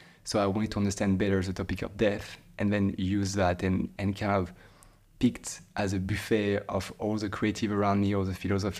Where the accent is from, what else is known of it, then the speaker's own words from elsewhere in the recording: Île-de-France, France; And I grew up in near Paris in a place that was quite calm as well.